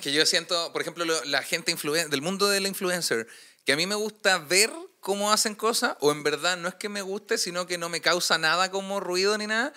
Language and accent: Spanish; Puente Alto, Santiago Metropolitan Region, Chile; yo soy de Puente Alto